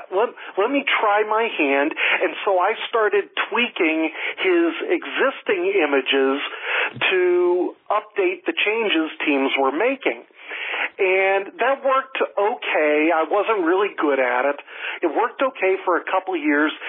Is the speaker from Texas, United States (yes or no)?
no; Erie, Pennsylvania, United States; moved away as an adult; now in Florida, United States; I grew up in Pennsylvania